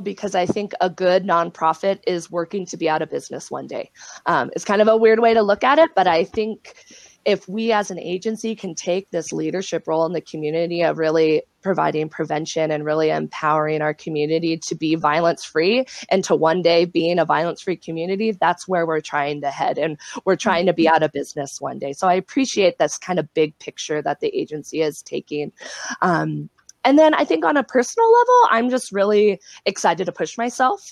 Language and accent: English; South Lake Tahoe, California, United States; I'm from Lake Tahoe